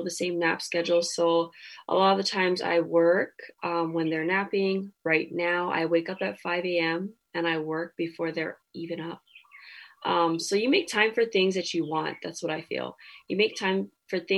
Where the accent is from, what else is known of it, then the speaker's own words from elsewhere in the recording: Hawaii, United States; I'm Polynesian, you know, I'm Hawaiian